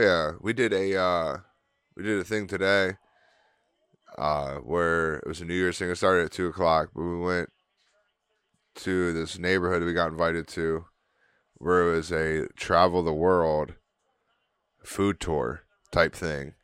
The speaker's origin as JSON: {"language": "English", "town": "Canton", "region": "Ohio", "country": "United States", "said": "What are we from, Canton? Are we Cantonians?"}